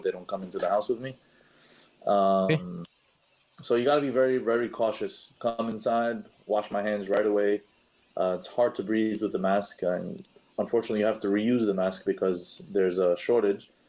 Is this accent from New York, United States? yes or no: yes; New York City, New York, United States; I'm a New Yorker